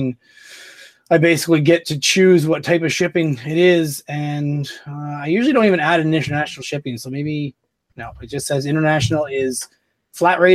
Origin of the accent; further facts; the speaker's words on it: Canada; As a Canadian